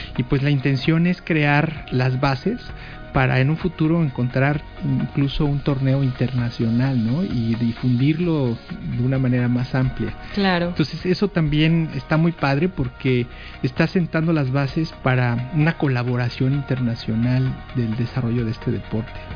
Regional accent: Mexico City, Mexico; yo soy eh, originario de la Ciudad de México

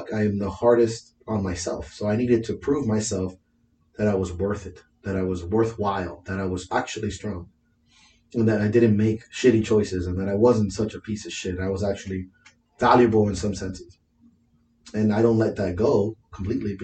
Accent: Miami, Florida, United States; I'm from Miami

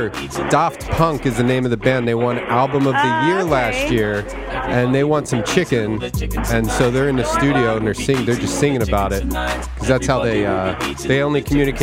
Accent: Philadelphia, Pennsylvania, United States; where I grew up in Philadelphia

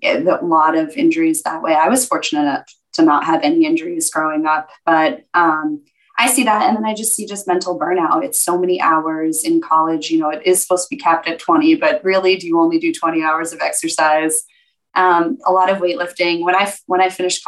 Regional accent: Connecticut, United States; now in Scottsdale, United States; I was born in Connecticut and I have one sibling, an older brother

